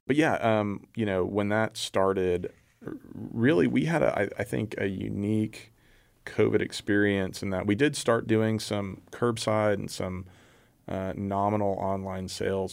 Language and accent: English; Houston, Texas, United States; moved away as an adult; now in Waco, United States; I grew up in the Houston area, came up here for, uh, for school and ended up sticking around